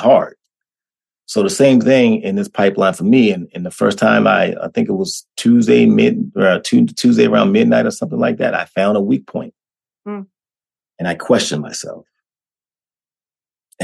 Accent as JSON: {"language": "English", "town": "Washington", "region": "District of Columbia", "country": "United States", "tie": "born or raised there", "also_born_or_lived": "North Carolina", "moved": "yes", "said": "growing up in D.C., growing up in Washington, D.C., moving down to North Carolina, being raised by my grandparents"}